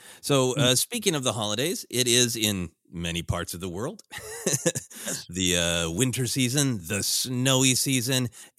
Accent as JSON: {"language": "English", "region": "Minnesota", "country": "United States", "tie": "born or raised there", "also_born_or_lived": "Portland, Oregon", "said": "I grew up in largely in Minnesota, briefly lived in Portland, Oregon."}